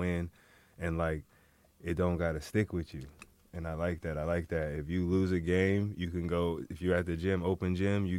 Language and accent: English; Fresno, California, United States; moved away; I'm from Fresno